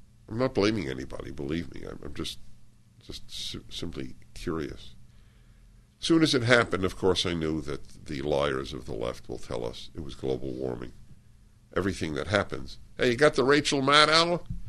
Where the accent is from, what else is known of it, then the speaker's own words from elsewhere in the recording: Brooklyn, New York, United States; moved away as an adult; I was raised in Brooklyn, my husband in Queens. Our three children were born in Manhattan. I was a New York supremacist.